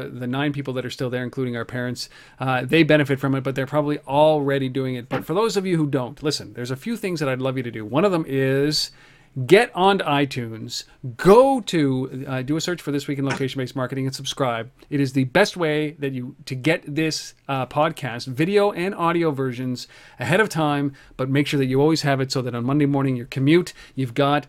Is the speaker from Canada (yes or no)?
yes; Canada; I'm a Canadian